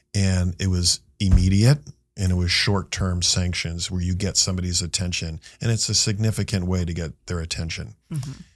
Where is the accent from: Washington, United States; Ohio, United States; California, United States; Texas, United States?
California, United States; Marin; I went back to my hometown of Marin